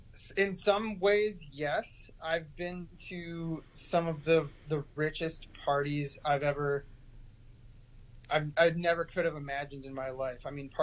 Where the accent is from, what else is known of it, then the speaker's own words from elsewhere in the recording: Detroit, Michigan, United States; moved away as an adult; now in Los Angeles, United States; I'm from the Midwest. Midwest, yeah, right. Well, first of all, the Midwest has winter. And so I got tired of winter in Detroit, Michigan.